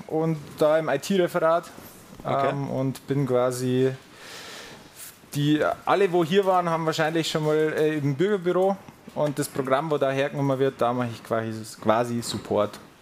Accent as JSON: {"language": "German", "town": "Furth im Wald", "region": "Bavaria", "country": "Germany", "tie": "born or raised there", "moved": "as an adult", "lives_now": "Munich, Germany", "said": "Ich komme aus der Oberpfalz, Bayerischen Wald, aus Furt im Wald."}